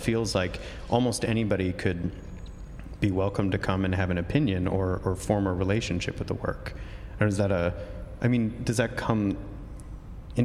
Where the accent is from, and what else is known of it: Oklahoma, United States